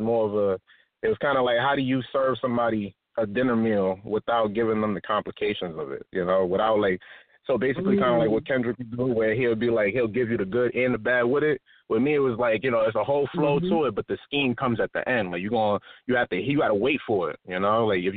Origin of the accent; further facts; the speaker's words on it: New York City, New York, United States; moved away as an adult; now in California, United States; I'm from Harlem, New York, you know, straight from Harlem, 12th and Madison. Moved out to Cali like about maybe a year or two ago